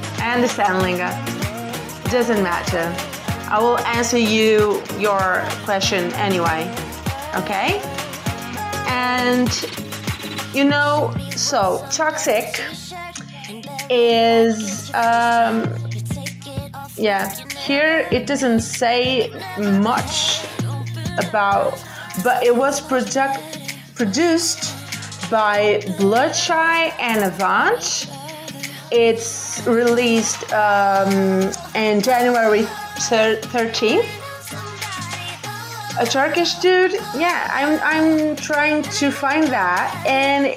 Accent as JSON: {"language": "English", "country": "Portugal", "said": "I'm from Portugal. Yeah, Portugal. Western Europe."}